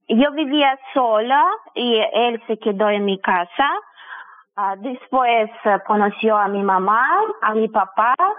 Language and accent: Spanish; Saint Petersburg, Russia; Spanish is a second language; moved away as an adult; now in Montevideo, Uruguay; Yo nací en Rusia, en San Petersburgo